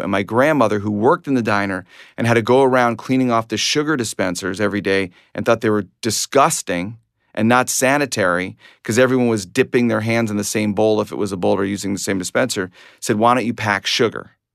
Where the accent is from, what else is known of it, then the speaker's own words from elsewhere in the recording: Glencoe, Illinois, United States; I grew up in Glencoe, Illinois, not Glen Cove, Long Island